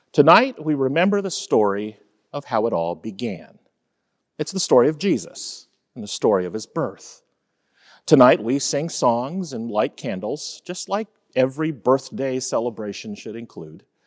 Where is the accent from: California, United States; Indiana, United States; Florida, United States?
Florida, United States; Fort Lauderdale; I was born on January ninth, nineteen seventy-three, and shortly before that, my mom started having contractions in the small apartment where my parents were living in Fort Lauderdale, Florida